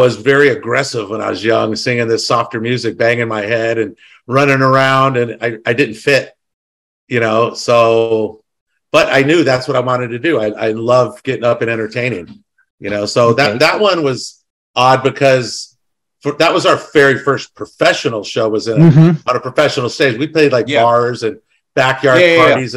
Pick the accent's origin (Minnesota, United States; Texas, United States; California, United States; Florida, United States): California, United States; the Bay Area; I'm from the Bay Area